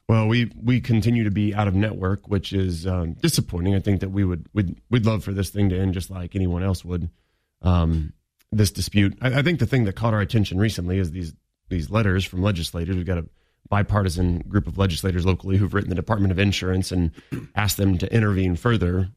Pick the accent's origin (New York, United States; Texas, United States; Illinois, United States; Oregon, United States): Illinois, United States; Quincy; now in Springfield, United States; I come from the Quincy area